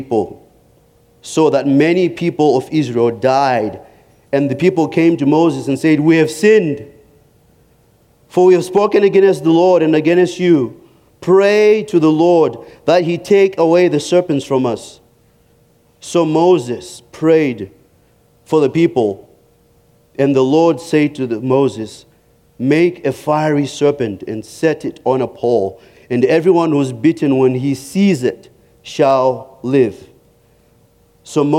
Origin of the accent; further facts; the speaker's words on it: Zimbabwe; moved away as an adult; growing up in Africa